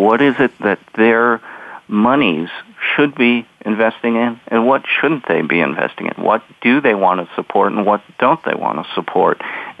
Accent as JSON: {"language": "English", "region": "Pacific Northwest", "country": "United States", "said": "because I came from the Northwest and there was Washington water power."}